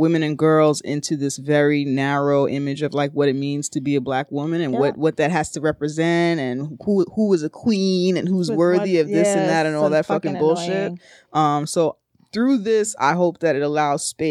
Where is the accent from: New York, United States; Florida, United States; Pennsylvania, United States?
New York, United States; New York City; we're from the Bronx